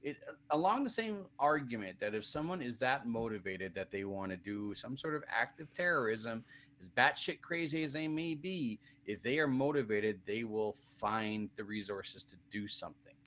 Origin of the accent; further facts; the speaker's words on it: Canada; me being Canadian